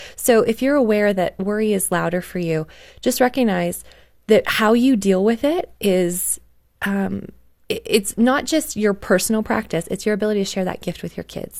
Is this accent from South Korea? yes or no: no; Canada; I grew up in Canada